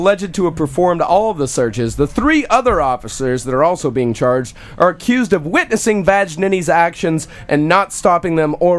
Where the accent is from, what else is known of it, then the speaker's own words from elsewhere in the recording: Texas, United States; growing up in Texas is hard.